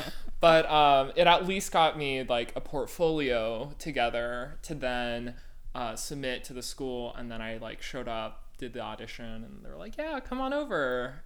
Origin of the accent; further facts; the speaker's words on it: Walnut Creek, California, United States; moved away as an adult; also born or lived in Urbana-Champaign, Illinois / Houston, Texas; I'm from Walnut Creek, California um, which is a little town in the East Bay of San Francisco